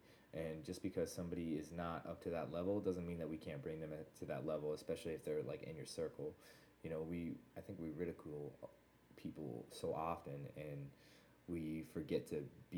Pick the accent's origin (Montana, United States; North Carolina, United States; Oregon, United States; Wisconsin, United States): Montana, United States; Whitefish; born there; I was born in Whitefish, actually, Montana.